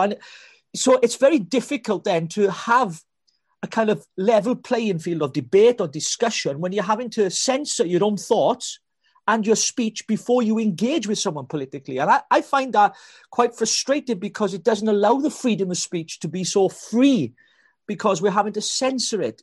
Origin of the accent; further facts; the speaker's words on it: Wales, United Kingdom; I'm a Welshman. I'm a Welshman from blooming Wales